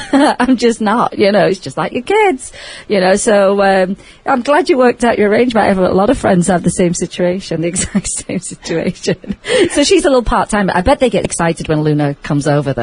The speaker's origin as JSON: {"language": "English", "region": "England", "country": "United Kingdom", "tie": "born or raised there", "moved": "yes", "lives_now": "Las Vegas, United States", "said": "I grew up with in England"}